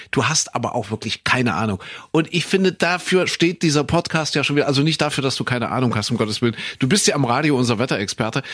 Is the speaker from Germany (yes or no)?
yes; Saxony, Germany; bei uns in Sachsen